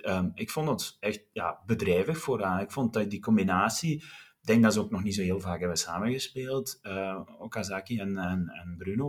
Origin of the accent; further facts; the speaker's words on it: Wilderen, Flanders, Belgium; mensen die mij kennen weten dat ik van Wilderen afkomstig ben